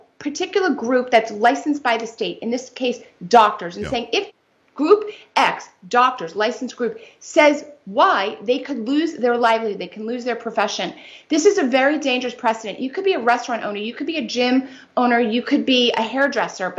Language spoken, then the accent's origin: English; New York City, New York, United States; I'm a native New Yorker